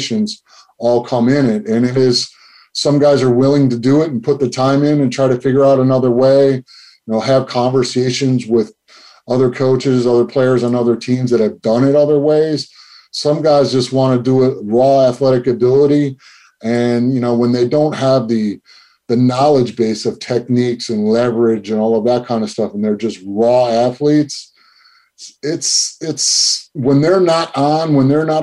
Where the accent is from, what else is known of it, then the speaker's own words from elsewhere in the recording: Flint, Michigan, United States; growing up in Michigan, I grew up in Flint